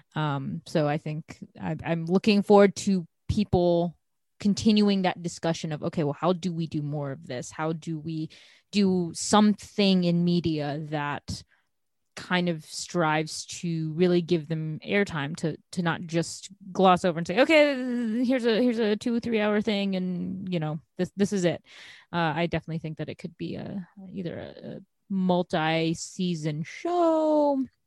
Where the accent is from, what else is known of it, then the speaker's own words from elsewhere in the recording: Chicago, Illinois, United States; I'm from Chicago